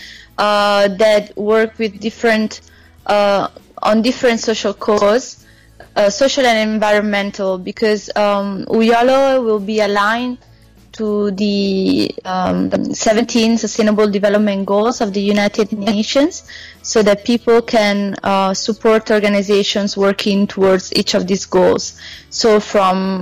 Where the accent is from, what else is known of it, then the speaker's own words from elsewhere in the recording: Italy; also born or lived in South Africa; I'm from Italy.